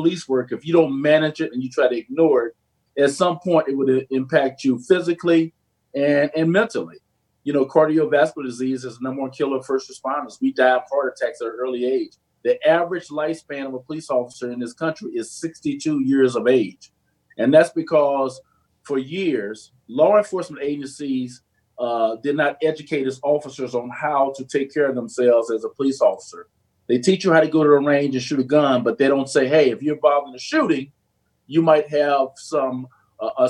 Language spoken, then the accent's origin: English; East St. Louis, Illinois, United States; moved away as an adult; now in Maryland, United States; I grew up in East St. Louis, a very challenging city.